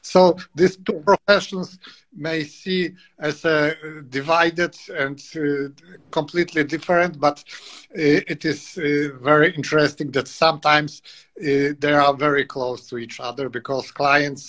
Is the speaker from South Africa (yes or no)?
no; Poland; English is a second language; I am from Poland